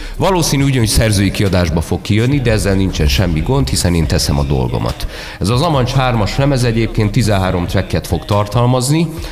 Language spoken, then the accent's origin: Hungarian; Budapest, Hungary; én már itt születtem Budapesten